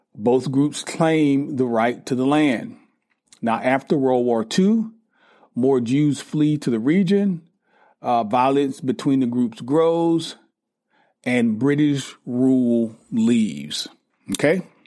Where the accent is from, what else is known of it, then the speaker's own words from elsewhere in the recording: United States; as an American